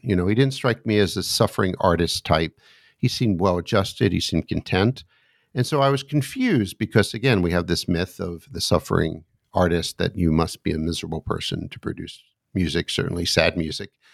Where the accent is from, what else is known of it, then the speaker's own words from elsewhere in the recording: United States; also born or lived in suburb of Washington, D.C.; as an American sitting here looking out my window in the suburb of Washington, D.C.